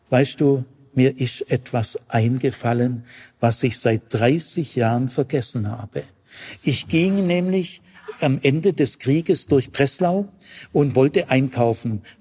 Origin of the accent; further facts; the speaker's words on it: Urbach, Baden-Württemberg, Germany; Und als ich dann tatsächlich Pfarrer wurde und in Urbach, meinem Heimatort, ordiniert wurde, das hat meine Mutter gerade noch mitgekriegt